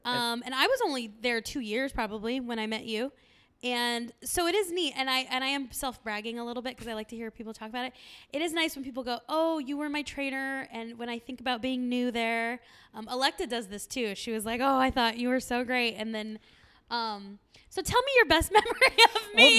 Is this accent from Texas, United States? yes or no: no; San Diego, California, United States; growing up in San Diego, we're very close to Tijuana